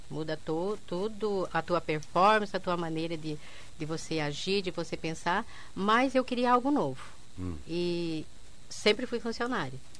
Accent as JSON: {"language": "Portuguese", "town": "Quedas do Iguaçu", "region": "Paraná", "country": "Brazil", "said": "Eu sou de Quesas do Iguaçu."}